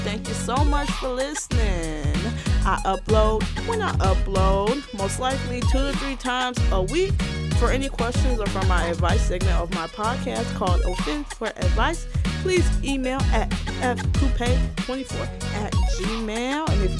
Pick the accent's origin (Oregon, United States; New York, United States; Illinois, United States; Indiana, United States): Indiana, United States; Gary; Is my time growing up in Gary, Indiana, still living with the pains of the Indianimalness.